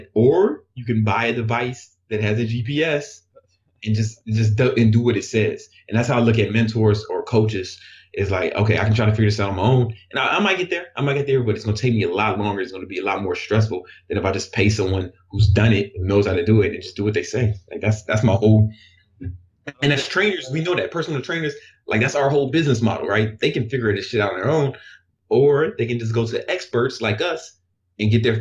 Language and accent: English; Chicago, Illinois, United States; moved away; I grew up in Chicago